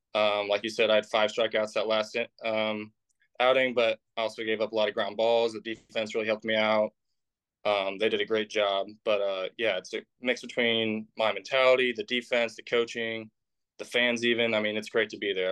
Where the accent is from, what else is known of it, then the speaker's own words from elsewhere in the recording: Indiana, United States; I'm from Indiana.